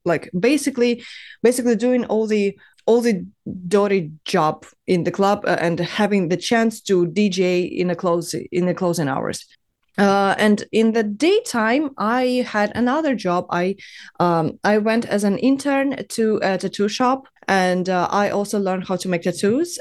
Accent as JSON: {"language": "English", "town": "Dnipro", "region": "Dnipropetrovsk Oblast", "country": "Ukraine", "tie": "born or raised there", "also_born_or_lived": "China", "moved": "as an adult", "lives_now": "Berlin, Germany", "said": "I was born and raised in Ukraine"}